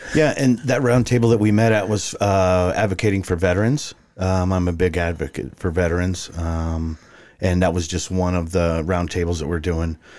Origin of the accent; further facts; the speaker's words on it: Farmington, New Mexico, United States; moved away as an adult; now in Arizona, United States; I was born and raised in Farmington, New Mexico